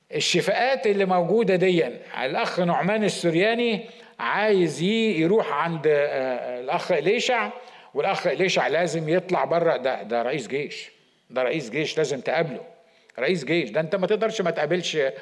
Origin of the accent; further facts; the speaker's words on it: Egypt; إحنا كمصريين